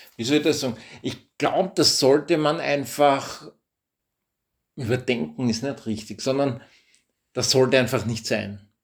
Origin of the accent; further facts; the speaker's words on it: Austria; bei uns in Österreich